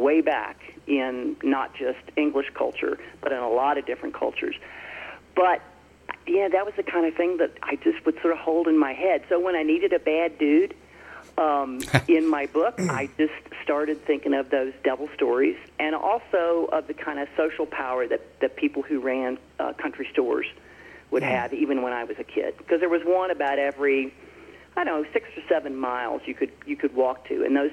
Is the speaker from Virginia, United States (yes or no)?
yes; Franklin County, Southwest Virginia, United States; born or raised there